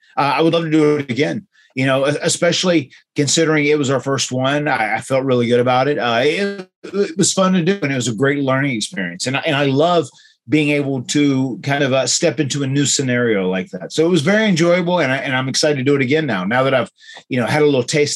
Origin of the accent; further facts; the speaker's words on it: Florida, United States; born and bred in Florida, half-assed.